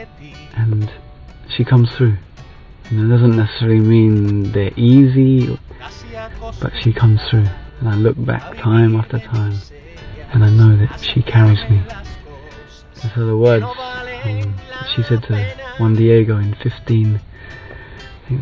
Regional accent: England, United Kingdom; I'm 36 years old and I'm from England

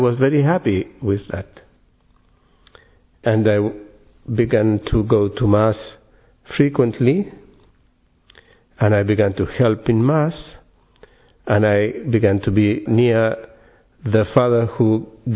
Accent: Santiago, Santiago Metropolitan Region, Chile; English is a second language; I'm from Chile, yeah. From Santiago in Chile.

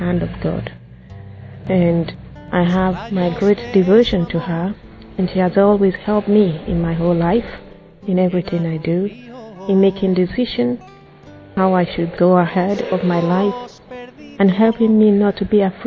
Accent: Nigeria; I'm from Nigeria and I'm 33 years old

